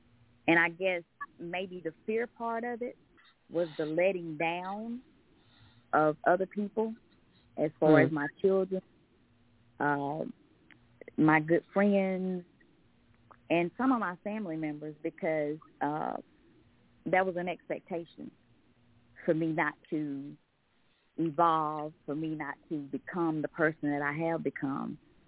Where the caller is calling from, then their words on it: Covington, Georgia, United States; I'm calling from Covington, Georgia.